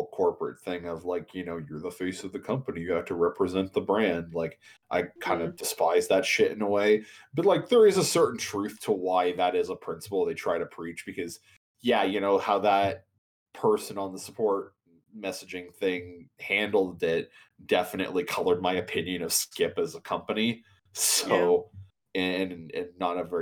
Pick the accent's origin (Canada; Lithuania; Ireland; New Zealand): Canada; us Canadians